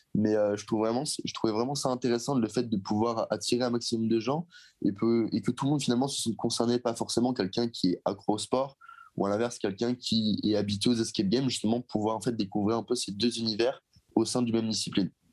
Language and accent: French; Seine-et-Marne, Île-de-France, France; je suis originaire de Seine-et-Marne, dans le 77